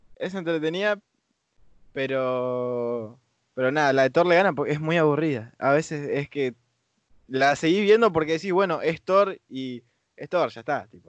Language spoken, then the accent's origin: Spanish; Argentina; acá a Argentina